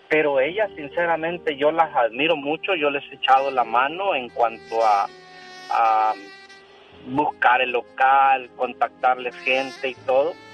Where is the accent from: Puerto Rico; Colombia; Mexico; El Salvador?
El Salvador; yo soy salvadoreño